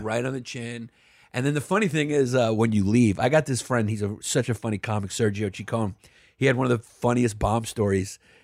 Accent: New York, United States; I grew up in New York during the eighty, or eighties and early nineties

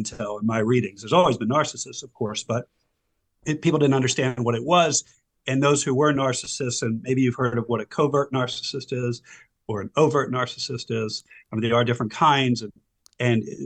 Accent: Silver Spring, Maryland, United States; also born or lived in Howard County, Maryland; I grew up in Silver Spring, Maryland. I've been a Maryland resident all my life

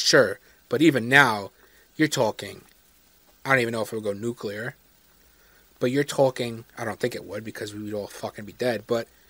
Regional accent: United States; an American

